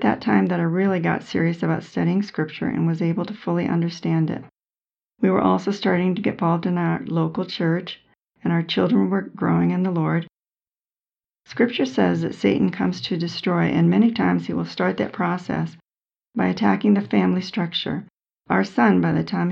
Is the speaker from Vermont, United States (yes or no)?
yes; Vermont, United States; When I was growing up in Vermont